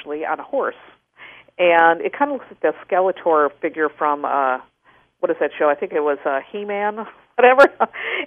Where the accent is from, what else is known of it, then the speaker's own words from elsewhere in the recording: Wisconsin, United States; I grew up in Wisconsin.